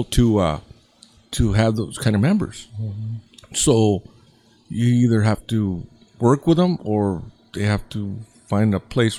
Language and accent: English; Santa Ana, California, United States; when I grew up in Santa Ana, I was like 16, 17